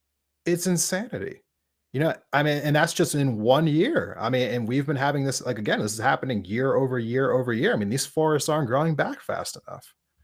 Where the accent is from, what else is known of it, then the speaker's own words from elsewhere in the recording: outside of Philadelphia, Pennsylvania, United States; moved away; I grew up right outside of Philadelphia.